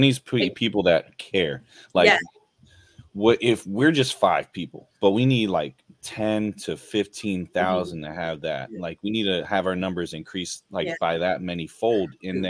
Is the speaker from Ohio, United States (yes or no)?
yes; Youngstown, Ohio, United States; moved away; my neighborhood that I grew up on, Ravenwood, I grew up on the West Ravenwood. So I was near Finley. I was by Mill Creek Park, right down the street from me.